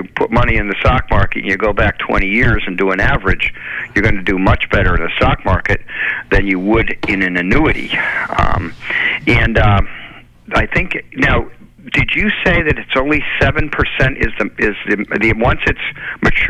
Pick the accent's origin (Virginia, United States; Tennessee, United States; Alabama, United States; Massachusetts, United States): Massachusetts, United States; Chelmsford; moved away as an adult; now in Marshfield, United States; I grew up in Chelmsford, and I live in Marshfield.